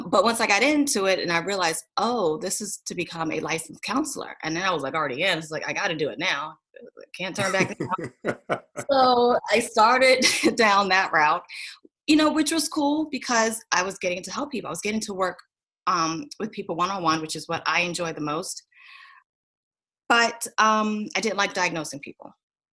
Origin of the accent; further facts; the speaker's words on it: Williamsburg, Virginia, United States; also born or lived in Richmond, Virginia; So I grew up in Williamsburg, Colonial Williamsburg. I grew up right down the street from Busch Gardens.